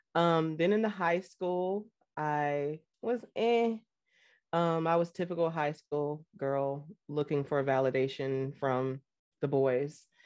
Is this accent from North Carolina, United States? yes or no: yes; North Carolina, United States; also born or lived in Fort Hood, Texas / New Jersey; I was raised here in North Carolina and partially in New Jersey because my parents shared custody of me